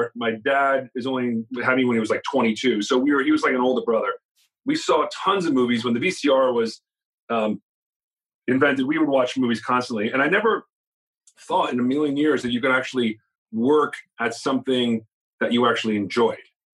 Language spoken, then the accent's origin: English; New Jersey, United States; moved away; I grew up in Jersey and on the Jersey Shore